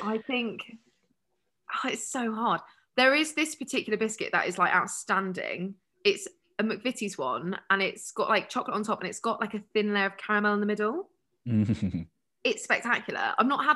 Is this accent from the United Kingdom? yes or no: yes; United Kingdom; we're so British